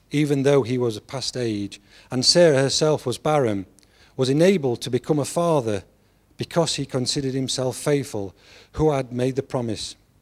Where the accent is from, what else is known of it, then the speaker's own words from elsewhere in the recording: England, United Kingdom; I'm an Englishman